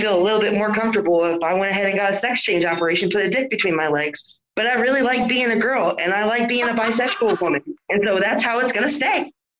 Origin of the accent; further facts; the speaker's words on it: the South, United States; accent: Southern drawl; I was raised in the South.